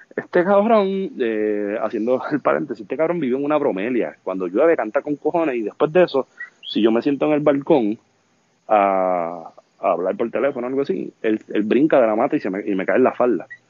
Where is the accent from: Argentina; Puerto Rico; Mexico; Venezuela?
Puerto Rico; Vega Baja; por suerte soy de Vega Baja